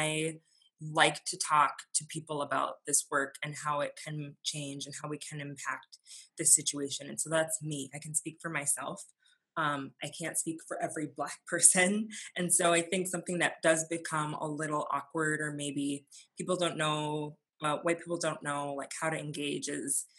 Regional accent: Fargo, North Dakota, United States; being an adoptee and growing up in Fargo

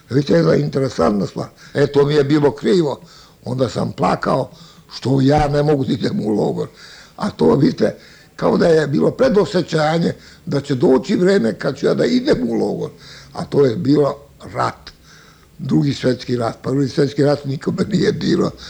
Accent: Bosnia & Herzegovina; now in Pančevo, Serbia; Mi smo sa Majevice došli ovdje u Panču.

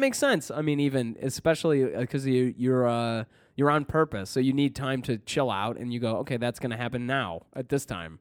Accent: Detroit, Michigan, United States; moved away; also born or lived in Canton, Michigan / Southfield, Michigan; I'm from the Detroit area

